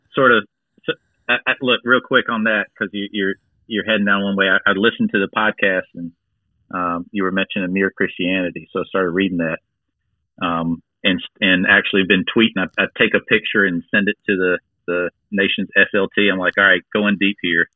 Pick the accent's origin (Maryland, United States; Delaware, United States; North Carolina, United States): North Carolina, United States; Gates County; now in Greenville, United States; I'm from Gates County, which is literally the most rural county in North Carolina